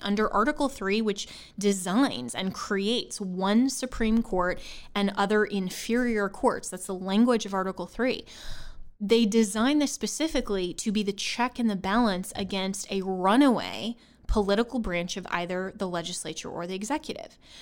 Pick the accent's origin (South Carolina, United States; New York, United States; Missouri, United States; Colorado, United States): Colorado, United States; my home state of Colorado, I'm a registered voter in Colorado, always have been